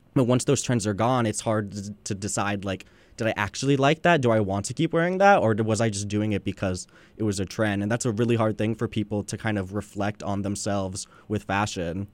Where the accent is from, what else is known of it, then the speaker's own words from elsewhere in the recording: Long Beach, California, United States; I'm born and raised in Long Beach, California